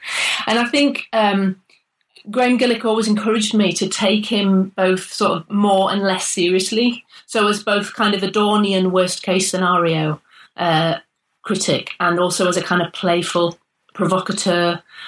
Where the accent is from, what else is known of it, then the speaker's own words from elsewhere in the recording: North East England, United Kingdom; now in Manchester, United Kingdom; I'm from the Northeast originally. And then I went to Salford to do my first degree in sociology as a mature student in the mid-90s. And so I arrived in Manchester